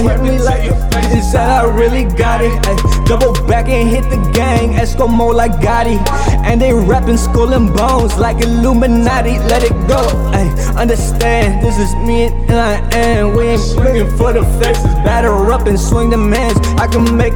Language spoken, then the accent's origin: English; Windsor, California, United States; born or raised there; English is a second language; also born or lived in Mexico